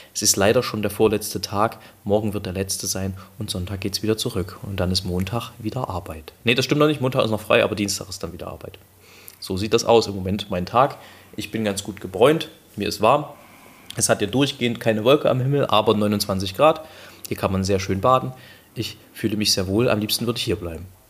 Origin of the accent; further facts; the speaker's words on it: Germany; wir kommen aus Deutschland